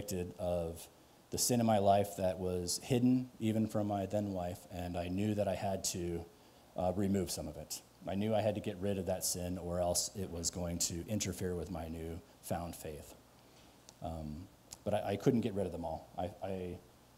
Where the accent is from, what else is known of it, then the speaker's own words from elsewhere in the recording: Louisville, Colorado, United States; also born or lived in Boulder, Colorado; I grew up in Louisville